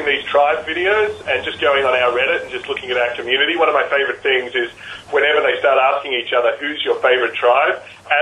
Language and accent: English; Australia; as an Australian